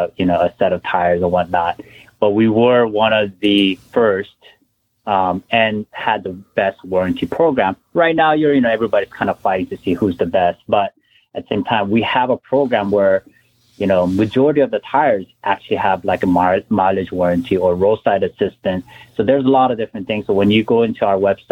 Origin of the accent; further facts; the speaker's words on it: the West, West Coast, United States; I'm from the West.